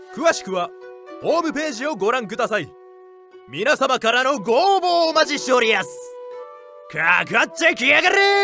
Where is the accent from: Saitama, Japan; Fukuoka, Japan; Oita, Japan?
Fukuoka, Japan; accent: Hakata dialect; now in Tokyo, Japan